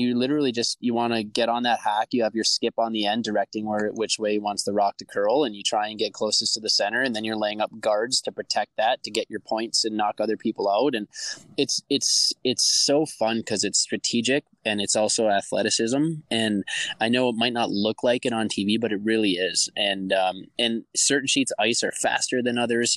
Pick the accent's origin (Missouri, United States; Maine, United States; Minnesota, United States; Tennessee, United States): Minnesota, United States; Eveleth; moved away; It's in my hometown